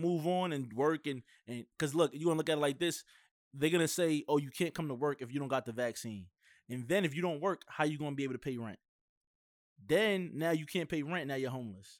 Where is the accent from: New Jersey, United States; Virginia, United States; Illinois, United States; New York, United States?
New York, United States; I'm from New York